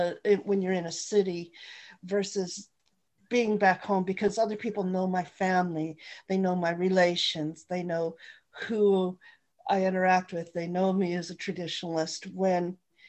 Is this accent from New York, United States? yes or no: no; Browning, Montana, United States; now in Seattle, United States; I'm from the Blackfeet Reservation and residing here in Seattle right now. I've lived on and off of the reservation all my life.